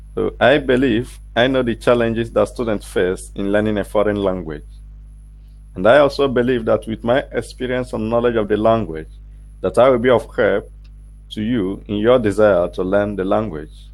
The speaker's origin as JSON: {"language": "English", "country": "Nigeria", "second_language": "English", "said": "I am a Nigerian"}